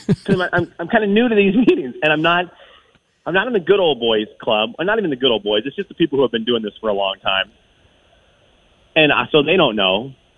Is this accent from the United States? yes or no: no; Venezuela; a man who lived about 2 hours from where I grew up in Venezuela.